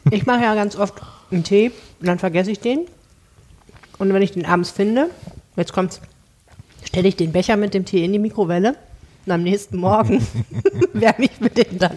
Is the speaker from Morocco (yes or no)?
yes; Morocco; Als Marokkaner muss man das ja so hoch machen und dann möglichst viel fladdern.